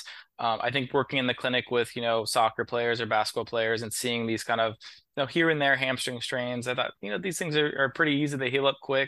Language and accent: English; Columbus, Ohio, United States; moved away as an adult; also born or lived in Dayton, Ohio / Maryland; now in Washington, D.C., United States; I'm originally from Columbus, Ohio. I grew up there